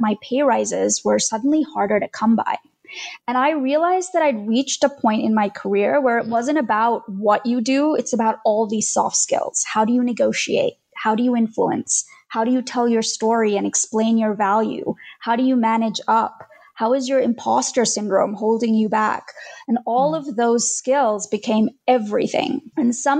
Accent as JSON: {"language": "English", "country": "Australia", "tie": "born or raised there", "also_born_or_lived": "India", "moved": "as an adult", "lives_now": "United States", "said": "We moved from India to Australia when I was 9, and later I moved to the US in my early 30s."}